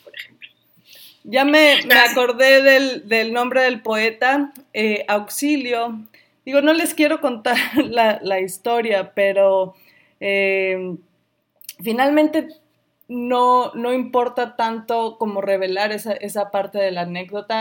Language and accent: Spanish; Sonora, Mexico; now in Chicago, United States; yo crecí en Sonora